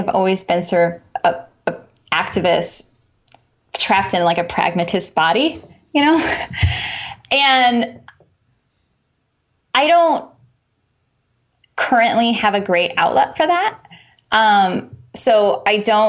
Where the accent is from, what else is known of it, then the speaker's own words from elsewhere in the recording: Chicago, Illinois, United States; I'm from Chicago